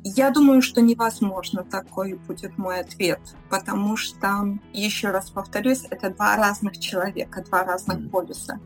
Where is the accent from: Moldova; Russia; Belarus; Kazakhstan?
Belarus; now in Switzerland; я белоруска по национальности, живу в Швейцарии